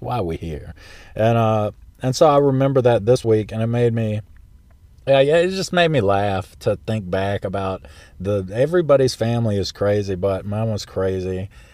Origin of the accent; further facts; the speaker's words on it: South Central Florida, United States; moved away; also born or lived in South Carolina; from where we lived in South Central Florida.